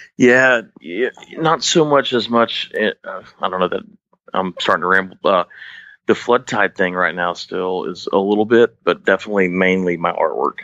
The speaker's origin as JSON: {"language": "English", "town": "Dallas", "region": "Texas", "country": "United States", "moved": "yes", "said": "I'm from Dallas originally, so definitely that's kind of in my area, considering where I'm originally from"}